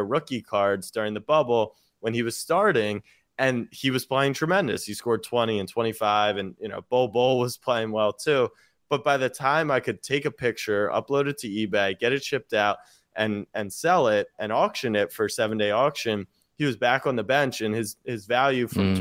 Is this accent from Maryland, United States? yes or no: yes; Baltimore, Maryland, United States; born or raised there